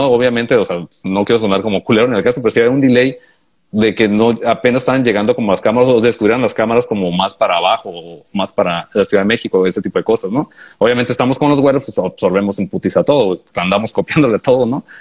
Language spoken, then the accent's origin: Spanish; Honduras; de Honduras, pues, güey, yo soy de Honduras.